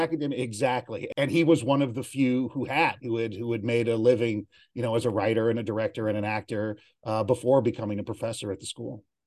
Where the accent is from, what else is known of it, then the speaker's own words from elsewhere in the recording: San Bernardino, California, United States; also born or lived in Los Angeles, California; now in Glendale, United States; I grew up in San Bernardino, California